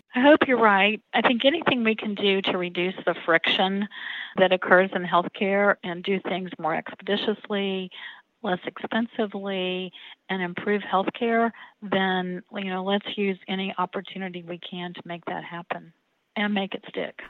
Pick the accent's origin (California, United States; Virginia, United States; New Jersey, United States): Virginia, United States; Roanoke; I was born here in Roanoke